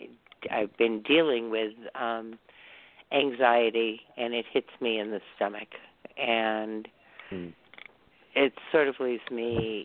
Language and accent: English; Massachusetts, United States; from Massachusetts.